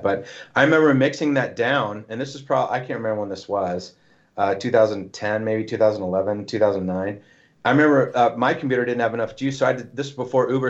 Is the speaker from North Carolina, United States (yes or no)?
no; Nashville, Tennessee, United States; I'm from Nashville